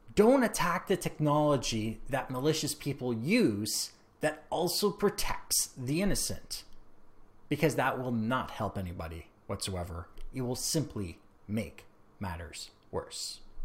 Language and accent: English; Canada; I am Canadian